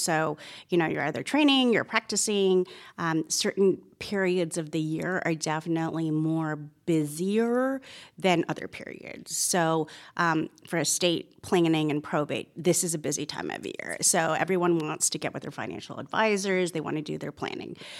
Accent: Toronto, Ontario, Canada; moved away as an adult; now in Georgia, United States; I was born and raised in Toronto, Canada

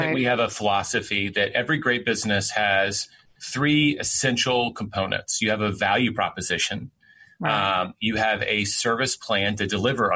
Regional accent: Memphis, Tennessee, United States; moved away; I own part of a franchise in my hometown of Memphis

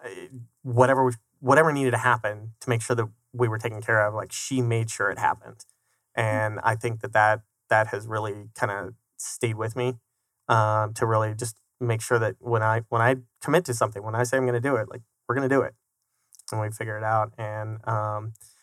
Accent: Colorado Springs, Colorado, United States; moved away as an adult; now in Arizona, United States; I grew up in Colorado Springs

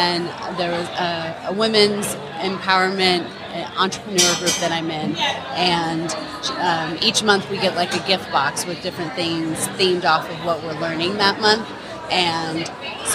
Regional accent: Oakland, California, United States; I'm from Oakland, California.

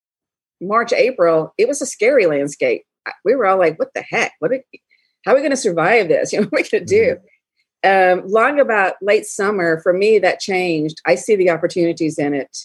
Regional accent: Alabama, United States; moved away as an adult; also born or lived in Colorado; I never left the South. I'm from Alabama. Never left the South

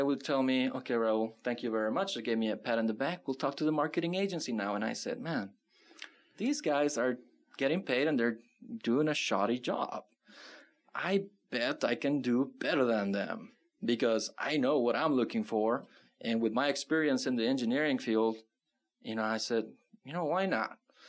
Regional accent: California, United States; now in Tucson, United States; because when I came from California, that was a huge culture shock.

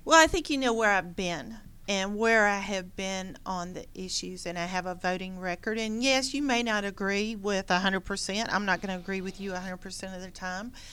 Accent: Gwinnett County, Georgia, United States; also born or lived in Loganville, Georgia / Forsyth County, Georgia; I grew up here in Gwinnett County

